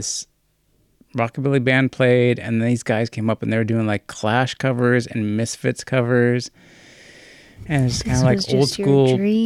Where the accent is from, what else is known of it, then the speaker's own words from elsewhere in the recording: United States; as an American